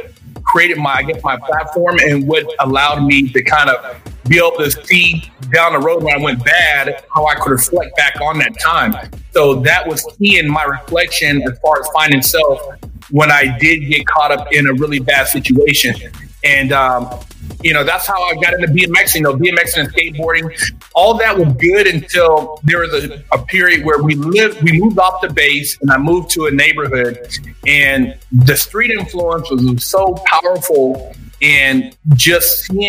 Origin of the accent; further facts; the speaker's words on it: Sacramento, California, United States; Pretty much grew up in California my whole life.